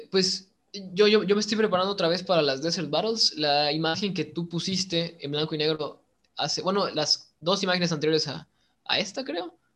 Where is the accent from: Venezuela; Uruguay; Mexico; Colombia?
Mexico; Yo, soy el, primer mexicano que se va a Rusia